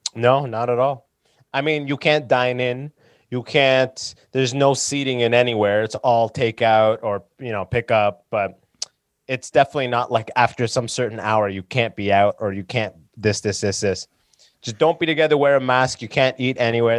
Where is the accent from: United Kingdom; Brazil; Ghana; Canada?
Canada; London, Ontario; also born or lived in Sudan; now in Toronto, Canada; did all of first to twelfth grade in London, Ontario.